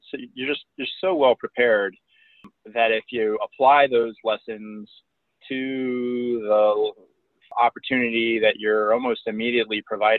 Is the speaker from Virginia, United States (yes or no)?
yes; Springfield, Virginia, United States; also born or lived in Las Vegas / Germany; I was born in Las Vegas, Nevada, and we moved all over the country and the world, frankly, living in Germany for about 4 years. Ultimately, I went to high school in Northern Virginia for 2 of the 4 years, and that's where I graduated